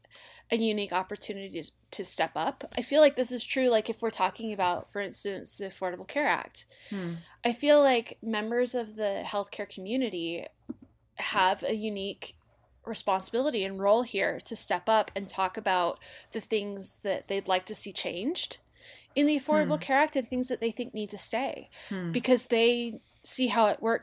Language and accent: English; Utah, United States; I'm from Utah and I've lived here my whole life